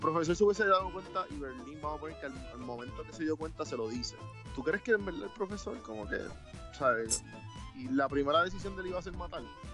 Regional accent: Puerto Rico; Nosotros como boricuas jíbaros y colonizados

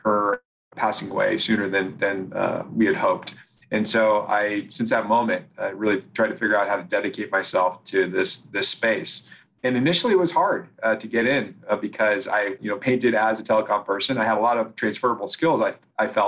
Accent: Oregon, United States; I grew up in Oregon, and we went back to Oregon

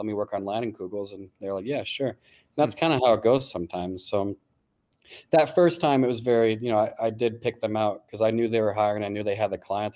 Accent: Golden, Colorado, United States; moved away as an adult; I'm from like the western suburbs of Denver.

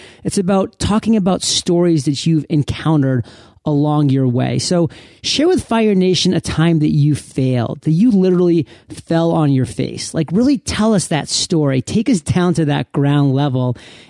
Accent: Maine, United States; growing up in Maine

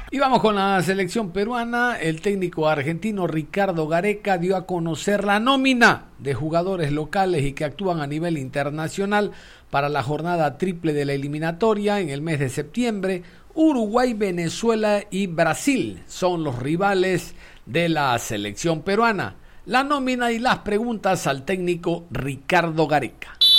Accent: Ecuador; somos ecuatorianos.

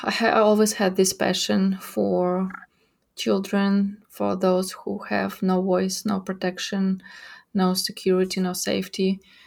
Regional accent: Ukraine; English is a second language; moved away as an adult; now in Fort Worth, United States; I was born and raised in Ukraine, and I lived there all my life. In 2017, I got here in Fort Worth to get my master's in developmental trauma here at TCU. And in 2018, I got back to Ukraine.

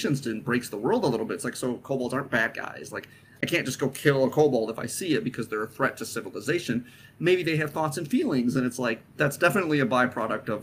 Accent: Midwest, United States; Matt and I come from the Midwest

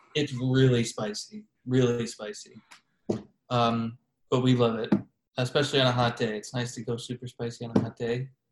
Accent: Chicago, Illinois, United States; moved away as an adult; now in Kansas City, United States; growing up in Chicago

